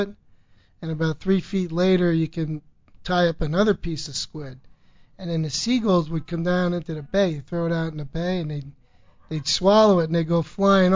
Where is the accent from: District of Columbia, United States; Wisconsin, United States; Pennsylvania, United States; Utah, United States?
Pennsylvania, United States; Bethlehem; born and bred in Bethlehem, Pennsylvania